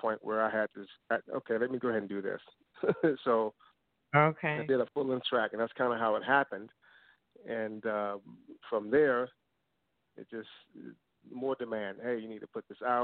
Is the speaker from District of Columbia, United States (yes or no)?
yes; Washington, District of Columbia, United States; moved away as an adult; now in Queen Creek, United States; I'm calling from Queen Creek, Arizona, although I'm a native of Washington, D.C. I've been in Arizona for about 4 years now